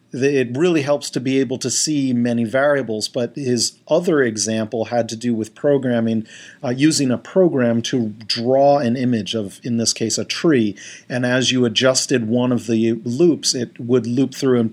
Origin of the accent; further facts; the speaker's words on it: Stony Brook, New York, United States; we lived across the street when I was growing up from State University of New York at Stony Brook